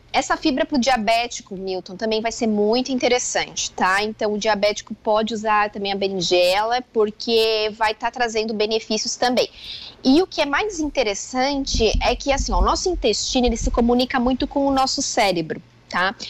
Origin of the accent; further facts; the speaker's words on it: Joaçaba, Santa Catarina, Brazil; moved away; Eu sou natural de Joaçaba, então a gente morava lá